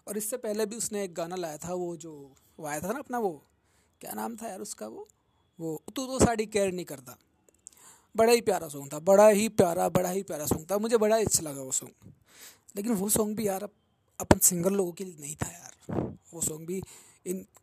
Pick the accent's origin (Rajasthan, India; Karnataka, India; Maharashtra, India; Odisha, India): Rajasthan, India; Jaipur; और मैं जयपुर राजस्थान से बिलोंग करूँ छूँ हाँ हाँ वहीं जहाँ पर पानी की थोड़ी कमी चल रही है आजकल